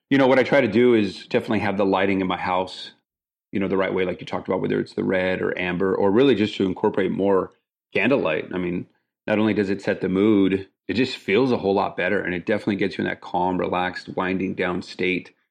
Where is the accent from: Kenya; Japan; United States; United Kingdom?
United States; El Paso, Texas; now in Houston, United States; my hometown, El Paso, Texas